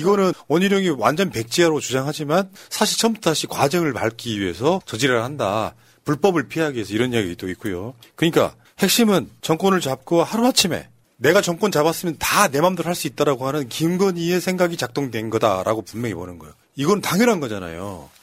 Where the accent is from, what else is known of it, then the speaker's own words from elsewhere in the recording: Andong, North Gyeongsang, South Korea; 저는 안동 안동 사람인데